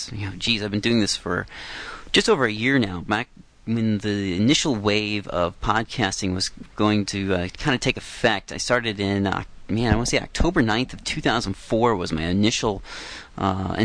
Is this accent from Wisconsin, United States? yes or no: no; Iowa, United States; moved away as an adult; now in Vancouver, Canada; I grew up in Iowa